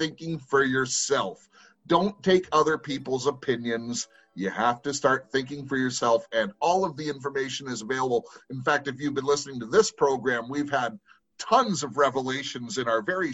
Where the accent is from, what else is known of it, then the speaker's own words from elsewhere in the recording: Compton, California, United States; moved away; I'm from California as well, originally from Compton